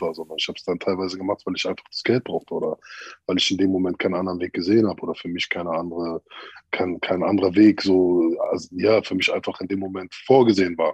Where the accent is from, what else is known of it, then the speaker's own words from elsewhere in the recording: Berlin, Germany; Ich bin ja. in der Thermosiedlung aufgewachsen, da wo Samra auch herkommt